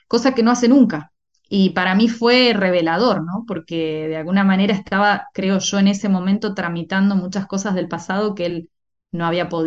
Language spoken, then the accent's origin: Spanish; Argentina; moved away; Y después cuando me fui de Argentina y, bueno, empecé con eh, mi, formación de una manera más intensiva y demás, empecé a escribir cosas mucho más maduras